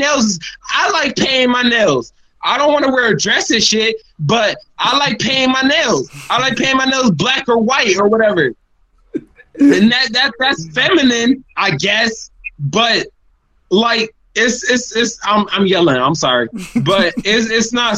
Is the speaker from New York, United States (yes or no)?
yes; New York, United States; moved away; They ask me where I'm from. And I say New York.